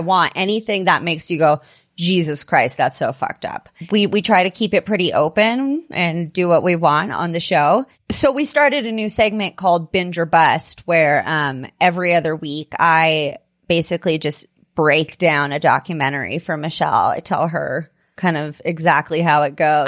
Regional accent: California, United States; now in Denver, United States; I ended up moving to Denver. I was from California originally

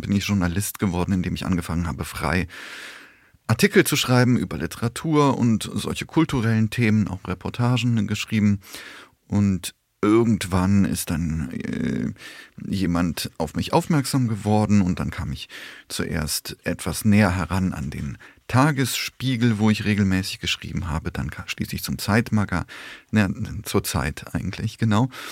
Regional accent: Koblenz, Rhineland-Palatinate, Germany; also born or lived in Poland / Bonn; Ich bin mit sechs Jahren nach Deutschland gekommen, ähm, mit meinen Eltern 1981 und seitdem lebe ich hier, bin im Rheinland aufgewachsen und in Koblenz am Rhein

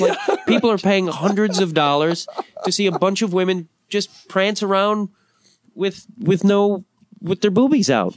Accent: Chicago, Illinois, United States; I'm also growing up in Chicago

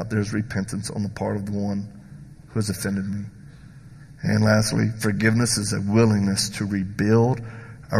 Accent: the South, United States; I'm from the South

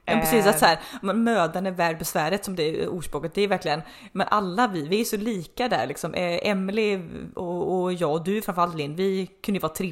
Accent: Uddevalla, Västra Götaland, Sweden; från Uddevalla. Det var så här, men den dagen vi, vi fick liksom också visa lite våra smultronställen där vi växte upp

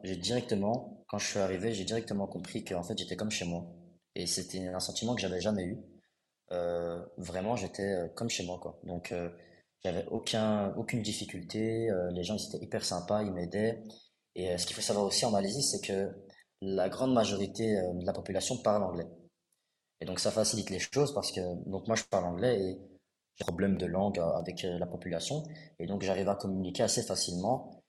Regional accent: Brussels, Brussels-Capital Region, Belgium; also born or lived in Kuala Lumpur; je viens de Bruxelles

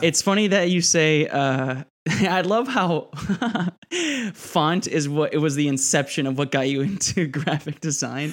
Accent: Miami, Florida, United States; I grew up in Miami. I am Hispanic. I am Puerto Rican and Cuban.

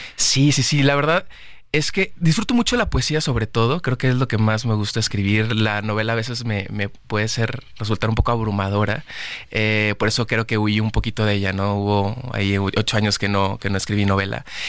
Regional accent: Monterrey, Nuevo León, Mexico; yo amo Monterrey, es mi ciudad. Eh, nací en Monterrey, allá vivo todavía.

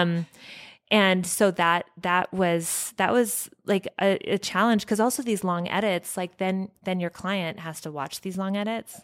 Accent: Evergreen, Colorado, United States; I grew up only, like, two hou-, um, No, more like an hour from here in Evergreen

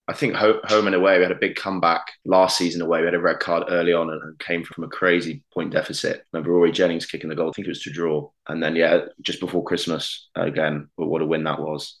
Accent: Hereford, West Midlands, United Kingdom; moved away; also born or lived in Cardiff; I'm from Hereford, which is, you know, as you know, just across the border.

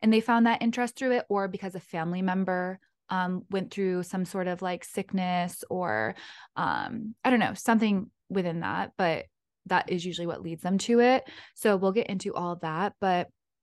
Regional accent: North Shore of Massachusetts, United States; moved away; I'm from North Shore of Massachusetts. I'm like fifth generation.

